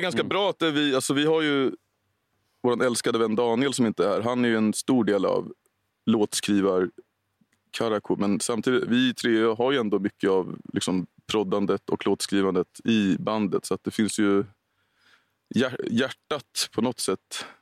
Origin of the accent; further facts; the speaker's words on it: Storvreta, Uppsala County, Sweden; jobbade jag en sommar på Konsum i Storvreta där jag växte upp